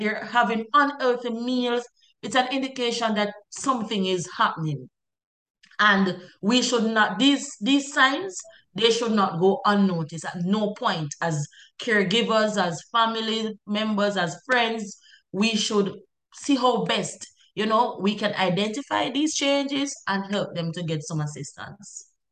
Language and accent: English; Jamaica; I'm a Jamaican and we're all Jamaicans